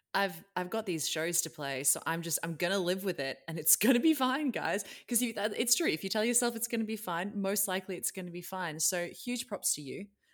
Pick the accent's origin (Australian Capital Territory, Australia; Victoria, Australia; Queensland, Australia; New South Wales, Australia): Victoria, Australia; Melbourne; now in Sydney, Australia; I grew up in Melbourne, but I live in Sydney now.